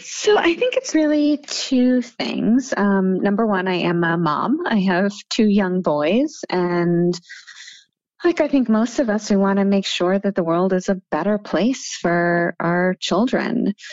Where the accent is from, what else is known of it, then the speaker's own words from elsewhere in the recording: Seattle, Washington, United States; born there; also born or lived in Massachusetts / Munich, Germany; I was born in Seattle, Washington. I spent quite a bit of time in Massachusetts. I actually lived in Munich, Germany for four years in, in middle school.